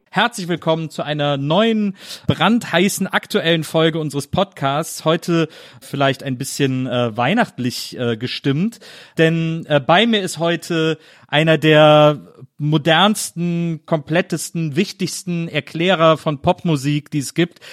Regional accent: Cologne, North Rhine-Westphalia, Germany; moved away; meine alte Heimatstadt

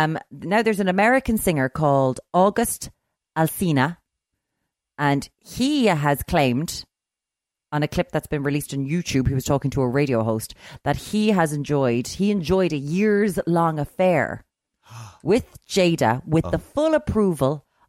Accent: Midwest, Ireland; Now, listen, I'm not from the West of Ireland, so I'm the Midwest.

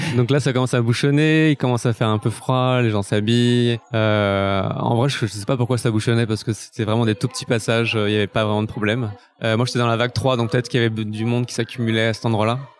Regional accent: Paris, Île-de-France, France; en tant que Parisien

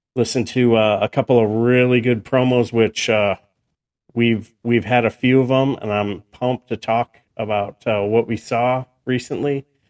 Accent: New York, United States; I was born in New York

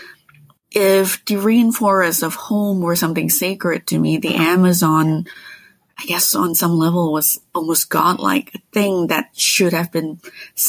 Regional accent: Malaysia; moved away; also born or lived in Quebec; I grew up in Malaysia where for as long as I can remember, there were tropical rainforests wherever I could look.

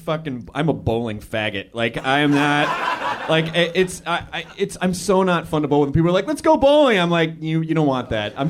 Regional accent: the South, United States; I'm from the South.

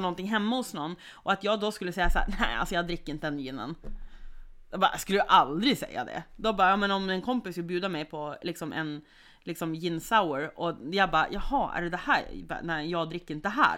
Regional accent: Sweden; jag som svensk

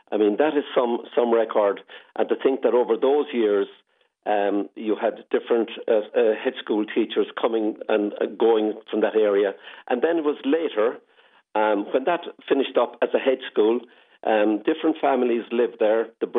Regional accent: Corbally, Munster, Ireland; moved away; I came out here from Corbally in 1978 to join these lovely people. And I loved Corbally, but I loved the country as well.

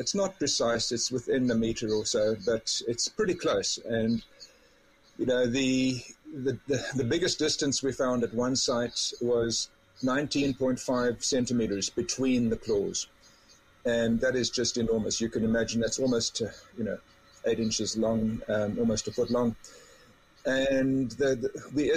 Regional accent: South Africa; now in Canada; I grew up in South Africa

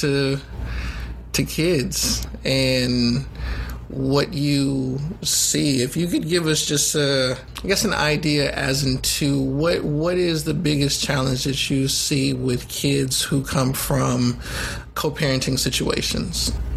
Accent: Oakland, California, United States; also born or lived in Baton Rouge, Louisiana; I was born in, in Baton Rouge, Louisiana, but I grew up in Oakland, California.

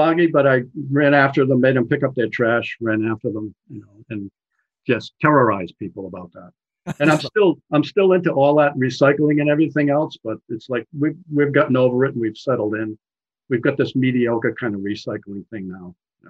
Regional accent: United States; I am an American

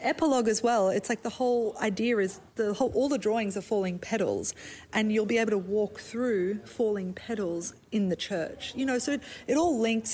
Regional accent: Brisbane, Queensland, Australia; accent: Australian; moved away as an adult; also born or lived in South Africa; now in New York, United States; I was actually born in South Africa, so I'm South African. Oh. And then ah. our family moved to Australia. So I call myself an Aussie

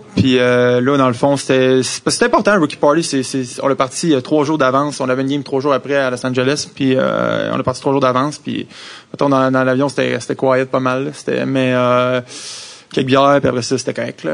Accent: Quebec, Canada; accent: French; first language French; moved away as an adult; also born or lived in Philadelphia

